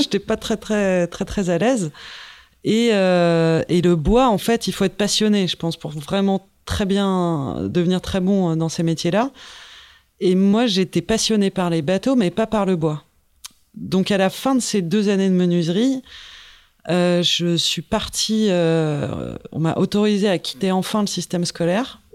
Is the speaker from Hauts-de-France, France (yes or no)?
no; Paris, Île-de-France, France; je suis repartie chez moi à Paris